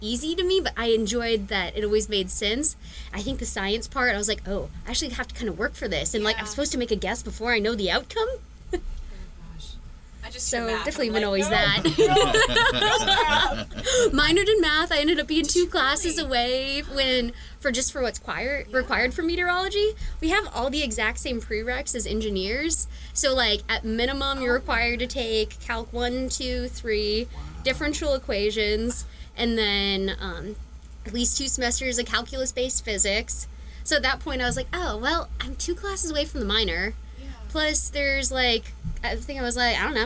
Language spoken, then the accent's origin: English; Liberty, Missouri, United States; moved away as an adult; also born or lived in Southern Oregon; now in Ohio, United States; I grew up in Kansas City